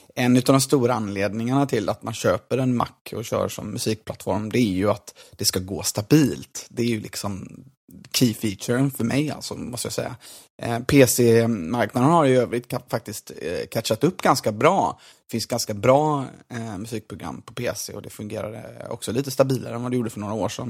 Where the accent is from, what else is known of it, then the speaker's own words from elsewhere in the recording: Gothenburg, Västra Götaland, Sweden; som göteborgare